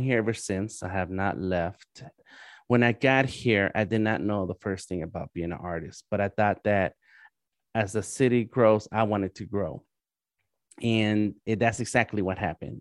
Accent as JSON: {"language": "English", "town": "Los Angeles", "region": "California", "country": "United States", "tie": "born or raised there", "moved": "as an adult", "lives_now": "Atlanta, United States", "said": "I am born and raised in East"}